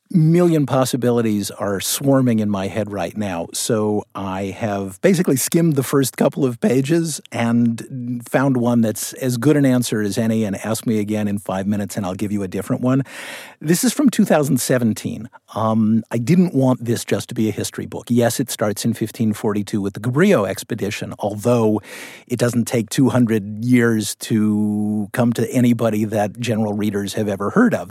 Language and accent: English; Los Angeles, California, United States; also born or lived in San Francisco / Washington, D.C.; I grew up in Westwood